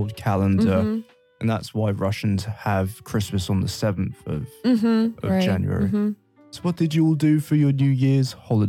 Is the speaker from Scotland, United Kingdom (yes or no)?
no; London, United Kingdom; moved away; I'm from London